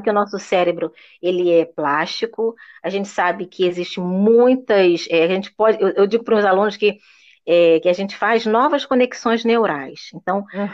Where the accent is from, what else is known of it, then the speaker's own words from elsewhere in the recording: Brazil; first language Portuguese; eu sou uma brasileira que falo inglês